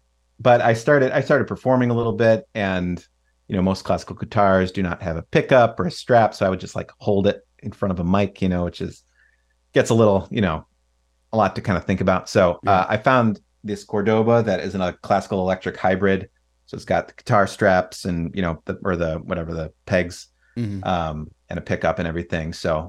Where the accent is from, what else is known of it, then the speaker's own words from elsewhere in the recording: Chicago, Illinois, United States; I grew up in the Chicagoland area, but my mom's parents lived in Arizona.